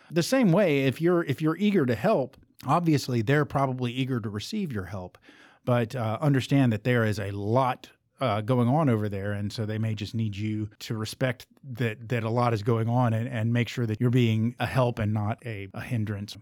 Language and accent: English; Southern United States, United States; accent: thick Southern; how thick my Southern accent is